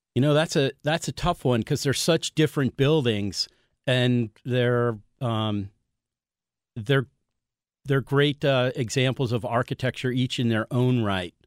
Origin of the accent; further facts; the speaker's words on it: Connecticut, United States; moved away as an adult; now in St. Louis, United States; I grew up in Connecticut, and, uh, moved to Saint Louis, uh, over thirty years ago to go to architecture school and ended up staying